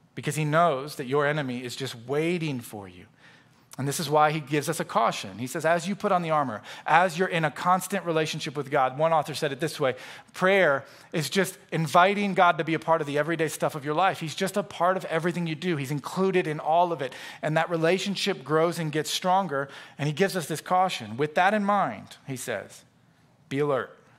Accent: Florida, United States; also born or lived in Knoxville, Tennessee; from where we grew up there in Florida

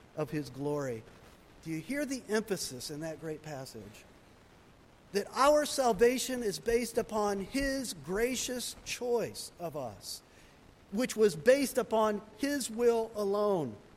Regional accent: United States; I'm an American. We Americans love choice

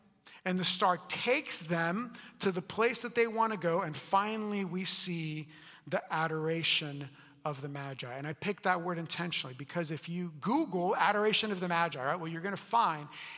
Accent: Puerto Rico; now in United States; I was born in Puerto Rico

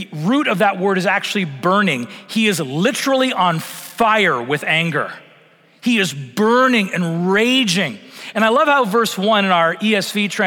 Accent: Vancouver Island, British Columbia, Canada; I grew up in Vancouver Island on the west coast of Canada

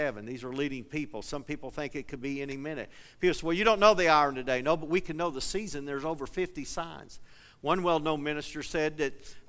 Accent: eastern Kentucky, United States; now in Colorado, United States; I grew up in eastern Kentucky, but I live in Colorado

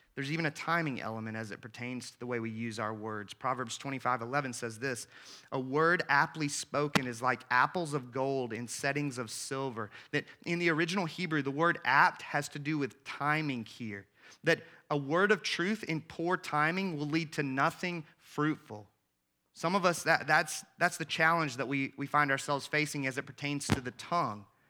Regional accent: the South, United States; I grew up in the South

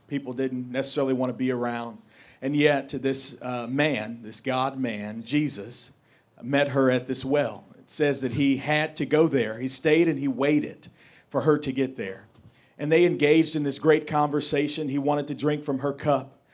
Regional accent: St. Louis, Missouri, United States; I'm from North Saint Louis City.

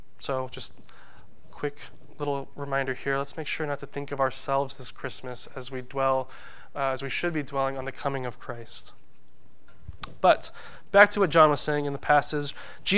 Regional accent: United States; our country, the U.S.

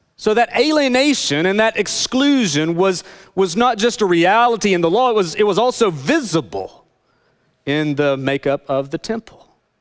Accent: Northeast Tennessee, United States; I grew up in Northeast Tennessee

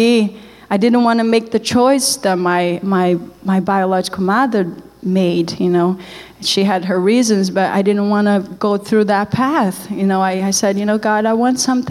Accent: Brazil; English is a second language; moved away as an adult; also born or lived in Canada; I wasn't like some people in Brazil.

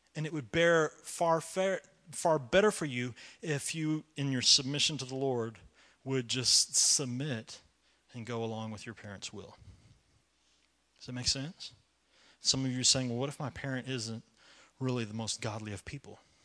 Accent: United States; I love to be an American

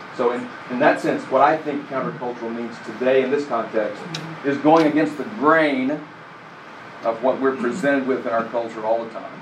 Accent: England, United Kingdom; an English person

